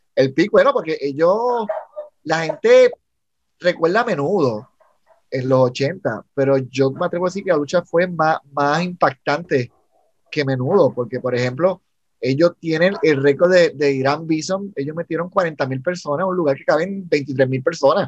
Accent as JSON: {"language": "Spanish", "country": "Puerto Rico", "said": "soy un, puertorriqueño"}